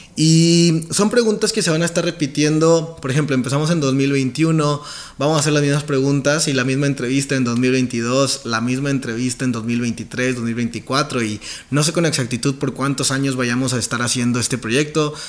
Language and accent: Spanish; Montemorelos, Nuevo León, Mexico; now in San Pedro Garza García, Mexico; Nací en una ciudad que está cerca de Monterrey, como a una hora más o menos, que se llama Montemorelos, Nuevo León, es como un poblado